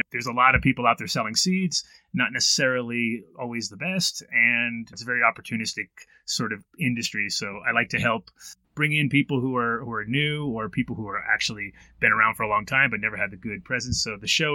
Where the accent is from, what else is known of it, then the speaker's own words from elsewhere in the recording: Woodstock, New York, United States; moved away as an adult; also born or lived in Amsterdam / Colorado; I was born in Woodstock in 1969 in June